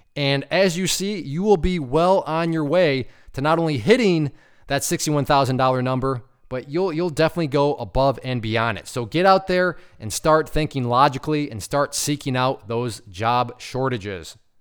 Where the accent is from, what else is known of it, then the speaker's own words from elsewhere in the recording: Ohio, United States; now in Michigan, United States; I grew up in Ohio, right next to an Indiana. I currently live in Michigan, right above Indiana